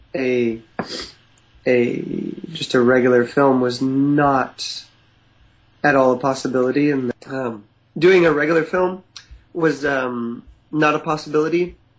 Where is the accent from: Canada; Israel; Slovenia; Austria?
Canada; East Coast; now in West Coast, Canada; I grew up in the East Coast